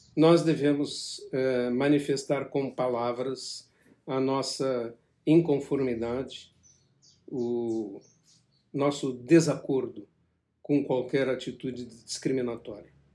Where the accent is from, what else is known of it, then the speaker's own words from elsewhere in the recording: Brazil; como brasileiro